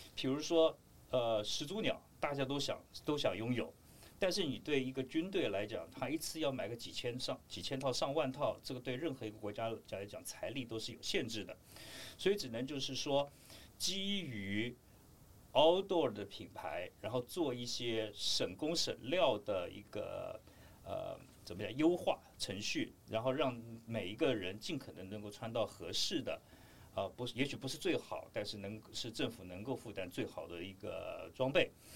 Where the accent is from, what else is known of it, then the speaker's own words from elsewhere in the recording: Taiwan; 我们台湾这边对二一式迷彩基本上的了解是非常非常地少的